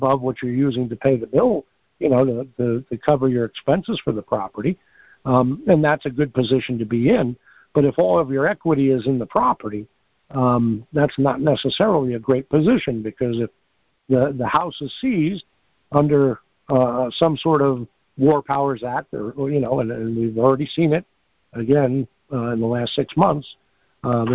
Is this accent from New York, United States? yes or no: yes; New York, United States; I'm from New York